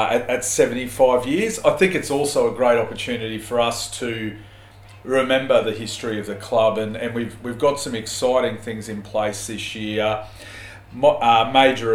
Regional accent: Chandler, Queensland, Australia; I've been based locally for the majority of my life, having been growing up in Chandler

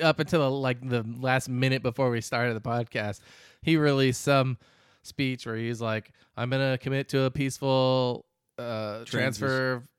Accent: Arizona, United States; Because we're from Arizona, so.

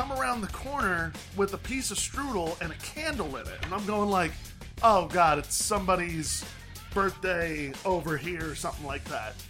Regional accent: Texas, United States; I come from Texas

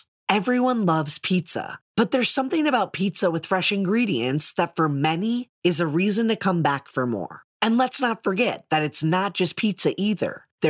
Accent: Milwaukee, Wisconsin, United States; Milwaukee, Wisconsin, my hometown.

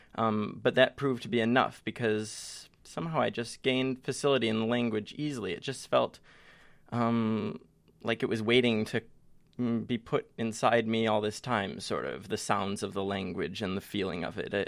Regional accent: Detroit, Michigan, United States; I come from Detroit

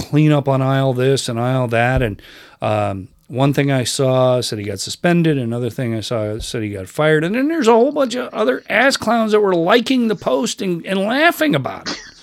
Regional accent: Rochester, New York, United States; I grew up in Rochester, New York, which is sixty miles east of Buffalo.

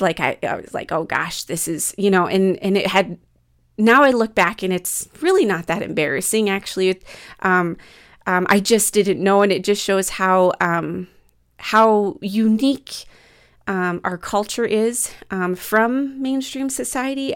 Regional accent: Midwest, United States; growing up in the Midwest

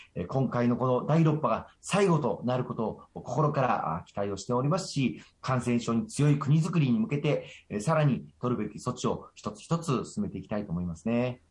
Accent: Osaka, Japan; 日本の大阪から来ました

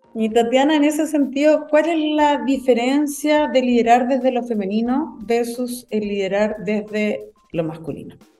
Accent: Antofagasta, Chile; also born or lived in Calama; yo soy de Antofagasta, eh, región minera por excelencia, además, viví en Calama

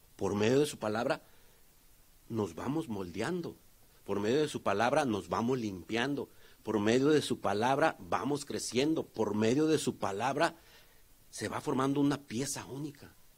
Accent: Tonalá, Jalisco, Mexico; yo de donde vengo, hay un, hay un, que se puede decir un municipio, que se llama Tonalá o una ciudad cerca de Guadalajara

